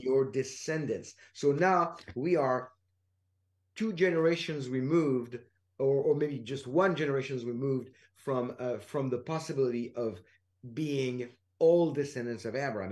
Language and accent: English; France; I'm from France